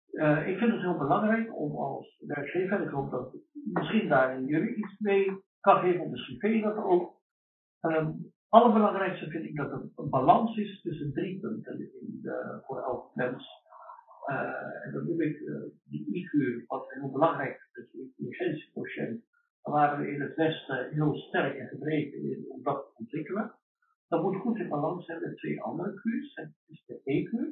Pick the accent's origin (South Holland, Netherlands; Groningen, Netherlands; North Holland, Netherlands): South Holland, Netherlands; Rijswijk; also born or lived in Suriname; ik kom uit Rijswijk van Den Haag, maar ben natuurlijk niet, niet geboren. Wel groot.